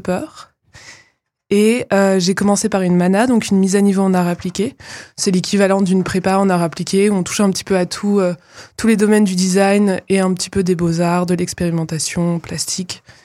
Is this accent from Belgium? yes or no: no; Nantes, Pays de la Loire, France; also born or lived in Aveyron; now in Épinal, France; j'ai fait mon, collège et mon lycée à Nantes